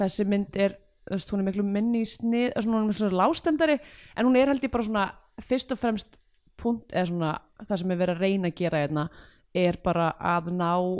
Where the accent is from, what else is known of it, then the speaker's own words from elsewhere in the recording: Reykjavík, Capital Region, Iceland; í mjötinni það er svona ekkert langt frá mínum heimaslóðun